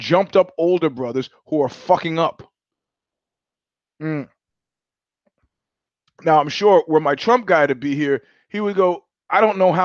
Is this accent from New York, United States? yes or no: yes; New York, United States; moved away as an adult; also born or lived in California; I went to high school in New York and I'm a New Yorker